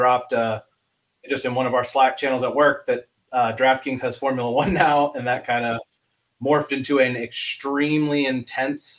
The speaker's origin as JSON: {"language": "English", "town": "Atlanta", "region": "Georgia", "country": "United States", "tie": "born or raised there", "also_born_or_lived": "Connecticut", "moved": "yes", "said": "I grew up in the South. I grew up in Atlanta"}